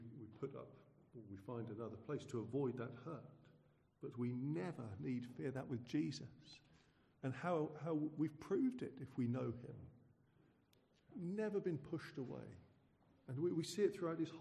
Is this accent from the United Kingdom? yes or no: yes; Suffolk, East of England, United Kingdom; growing up in Suffolk, where I'm from.